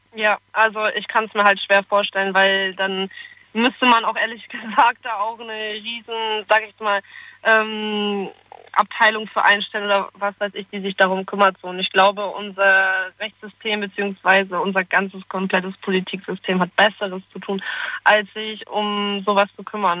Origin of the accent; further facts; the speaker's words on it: Friesland, Lower Saxony, Germany; moved away as an adult; now in Stuttgart, Germany; ich komme ja 700 Kilometer von hier aus dem schönen aus Friesland.